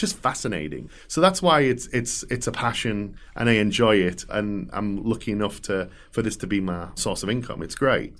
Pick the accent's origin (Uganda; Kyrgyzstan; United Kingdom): United Kingdom; England; moved away as an adult; also born or lived in Atlanta, United States / Nebraska, United States; now in Omaha, United States; growing up in England